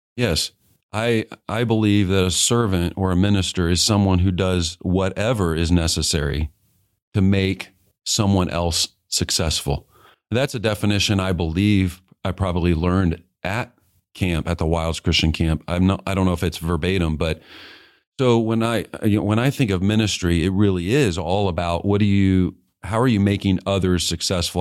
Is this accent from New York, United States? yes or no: no; Kansas City, Missouri, United States; I grew up in Kansas City and yeah. um, moved there when I was in fourth grade